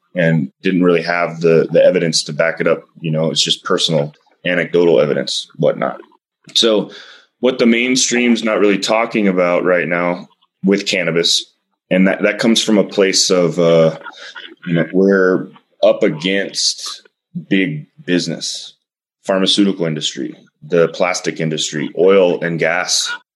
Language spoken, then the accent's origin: English; Austin, Texas, United States; I'm from Texas and I, don't get me wrong, I'm from the most liberal part of Texas, Austin